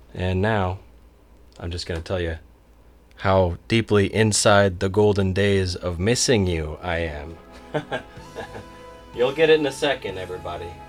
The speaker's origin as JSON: {"language": "English", "area": "the Northwest", "region": "Pacific Northwest", "country": "United States", "tie": "born or raised there", "also_born_or_lived": "Oregon", "said": "I grew up in the Northwest"}